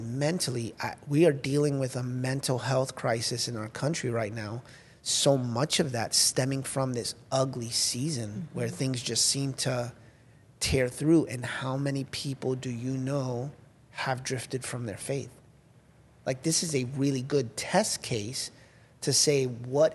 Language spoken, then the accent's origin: English; United States; as much as I love being an American